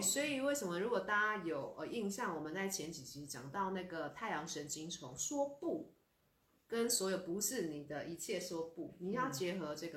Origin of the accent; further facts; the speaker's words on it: Taiwan; 我们台湾人